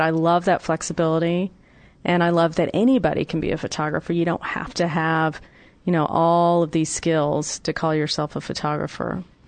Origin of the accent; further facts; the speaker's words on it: Atlanta, Georgia, United States; My hometown of Atlanta